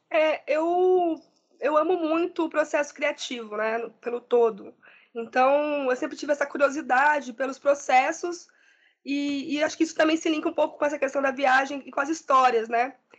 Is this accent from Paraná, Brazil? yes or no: no; Limeira, São Paulo, Brazil; also born or lived in São Bernardo do Campo; now in Diadema, Brazil; Sou nascida em São Paulo, mas me criei muito tempo no interior, em Limeira, e atualmente estou aqui em São Bernardo, né, em Diadema.